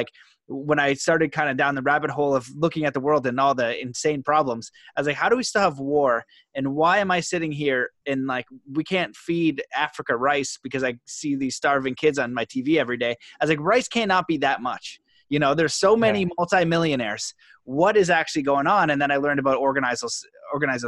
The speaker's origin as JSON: {"language": "English", "country": "Canada", "tie": "born or raised there", "said": "me growing up in Canada"}